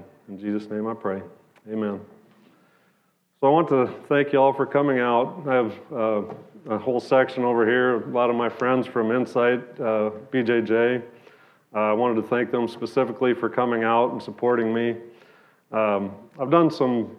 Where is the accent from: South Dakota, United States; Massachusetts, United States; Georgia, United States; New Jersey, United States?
South Dakota, United States; Sioux Falls; I grew up in Sioux Falls, South Dakota. I lived there in the same house all through high school